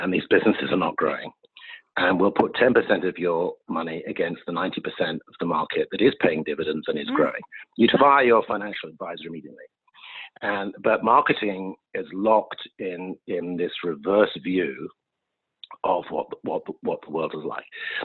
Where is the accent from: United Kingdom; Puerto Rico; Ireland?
United Kingdom; now in United States; I grew up in the United Kingdom.